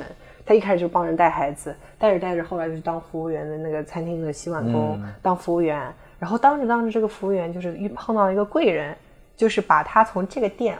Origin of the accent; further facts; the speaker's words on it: Jinshan, Shanghai, China; 然后呢，我就生小时候就生活在这种语言体系下，可能这就是为什么我没有所谓的上海口音，因为我从小就说普通话，嗯，我不会说乡那个乡下话，我不会说金山话